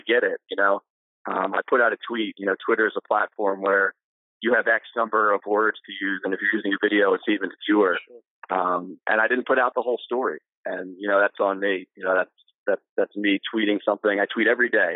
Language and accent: English; Ocean City, New Jersey, United States; I grew up in Ocean City, uh, graduated from high school there, went on to college at the College of New Jersey